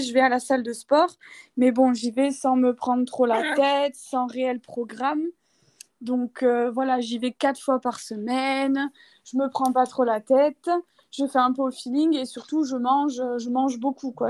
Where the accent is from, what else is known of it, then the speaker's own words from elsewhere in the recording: Toulouse, Occitania, France; moved away as an adult; now in Bulgaria; je viens de France, de Toulouse à la base, et j'ai emménagé en Bulgarie du coup il y a deux ans